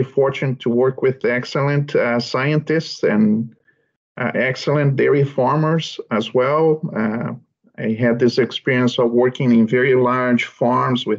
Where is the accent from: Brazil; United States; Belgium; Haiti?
Brazil; moved away as an adult; now in Canada; I'm originally from Brazil, and I grew up in a small family farm